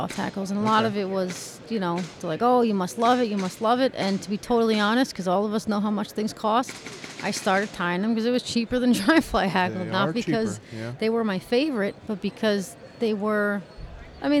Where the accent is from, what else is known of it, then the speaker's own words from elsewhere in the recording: New York, United States; moved away as an adult; now in New Jersey, United States; I'm from New York